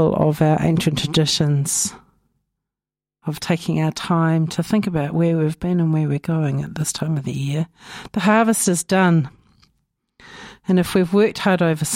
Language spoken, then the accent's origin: English; Napier, Hawke's Bay, New Zealand; now in Dunedin, New Zealand; My hometown of Ahuriri is flooded again